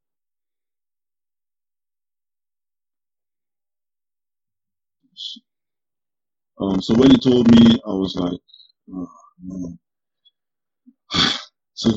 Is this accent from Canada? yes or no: no; Lagos, Nigeria; moved away as an adult; now in Green Bay, United States; I was born in Nigeria. Yeah, I was born in Lagos State